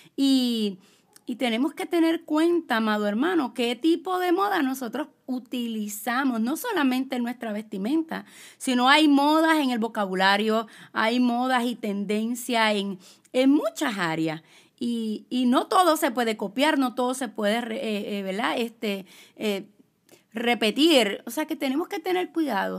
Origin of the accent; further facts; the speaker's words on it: Puerto Rico; yo soy puertorriqueña, soy latina